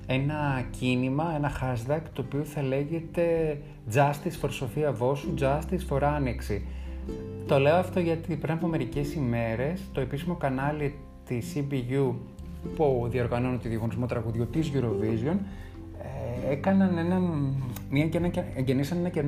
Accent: Greece

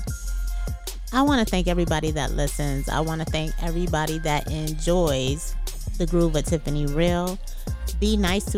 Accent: New York, United States; I'm from New York.

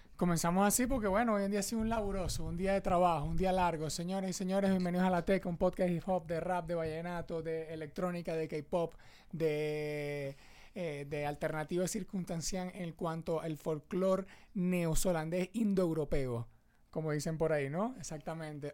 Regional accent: Venezuela; Uno como venezolano

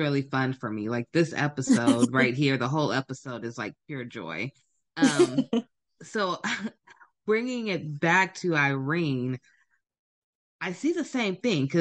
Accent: Sacramento, California, United States; I'm from Sacramento.

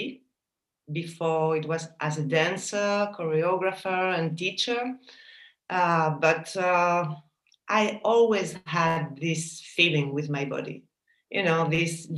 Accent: Paris, Île-de-France, France; also born or lived in Basque Country, Spain; I was born in France, in Paris, because my parents emigrate to France. They are Spanish from the Basque country.

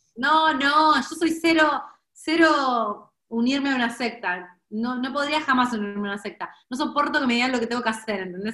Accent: Argentina; nadie me dice sos argentina

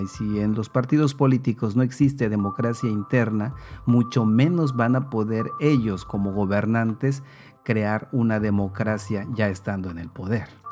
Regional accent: Mexico; nosotros como mexicanos, como mexicanas

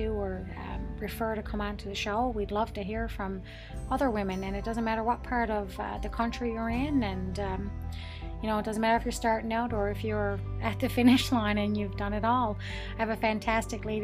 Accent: East Coast, Canada; now in Ontario, Canada; I'm in Ontario right now, I'm from the East Coast

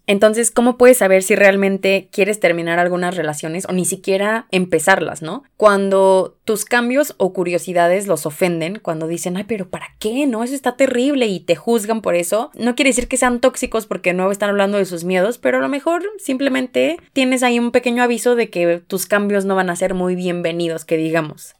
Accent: Mexico; Tenemos cultura colectiva como mexicanos

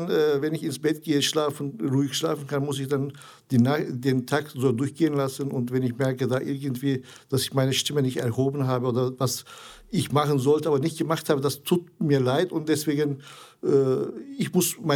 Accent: Zonguldak, Turkey; born or raised there; German is a second language; now in Essen, Germany

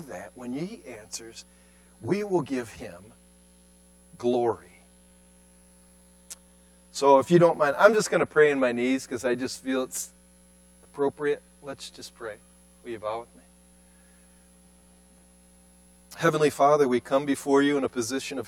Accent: Cleveland, Ohio, United States; moved away; I come from Cleveland urban setting.

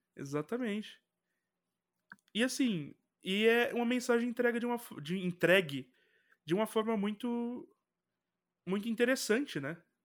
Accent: Brazil; Como brasileiro

